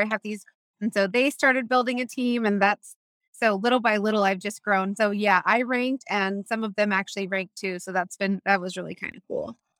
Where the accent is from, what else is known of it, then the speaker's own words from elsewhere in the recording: Tampa, Florida, United States; I'm from Tampa